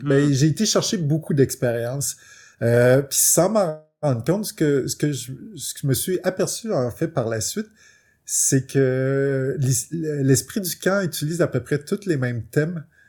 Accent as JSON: {"language": "French", "region": "Quebec", "country": "Canada", "said": "c'est la chance d'être québécois, puis de, pour la plupart, on grandit avec les bibliothèques de nos parents"}